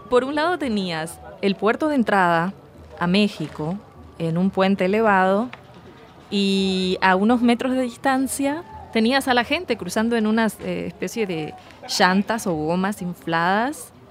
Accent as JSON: {"language": "Spanish", "region": "Montevideo", "country": "Uruguay", "tie": "born or raised there", "said": "Yo crecí cerca de la Rambla, de la playa, en una ciudad donde, bueno, el viento te lleva volando."}